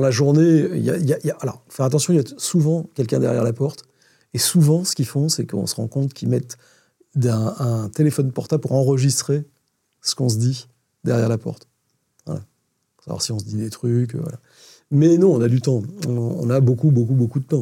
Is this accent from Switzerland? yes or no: no; France; en tant que Français